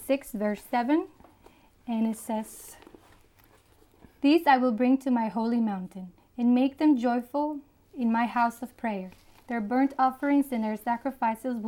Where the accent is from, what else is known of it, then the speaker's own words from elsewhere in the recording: Dominican Republic; now in United States; I was born in the Dominican Republic. However, I've been in the United States for 20 years almost